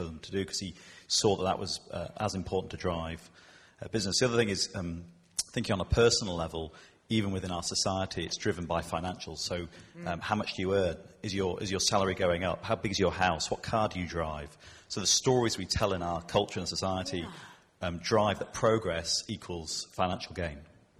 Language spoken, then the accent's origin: English; York, Yorkshire and the Humber, United Kingdom; moved away; I come from York. I spent years living there. I don't live there now.